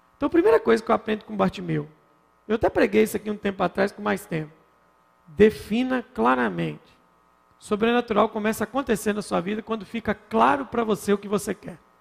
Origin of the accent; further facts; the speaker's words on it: Minas Gerais, Brazil; como bom mineiro que sou